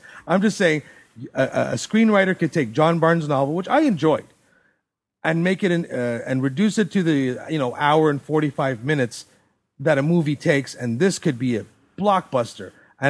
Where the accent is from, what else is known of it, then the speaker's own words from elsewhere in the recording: Canada; maybe it's because we're Canadian